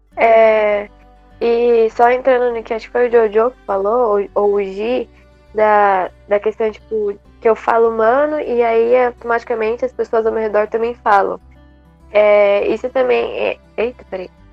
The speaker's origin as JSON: {"language": "Portuguese", "town": "Guarulhos", "region": "São Paulo", "country": "Brazil", "said": "eu sou daqui do Brasil, eu sou aqui de São Paulo, Guarulhos, então eu sigo a cultura da gente, o jeito de falar"}